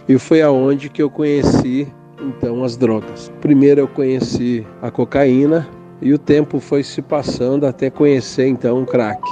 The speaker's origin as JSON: {"language": "Portuguese", "region": "Rio Grande do Sul", "country": "Brazil", "moved": "yes", "lives_now": "Campo Grande, Brazil", "said": "sou gaúcho, venho de uma família italiana"}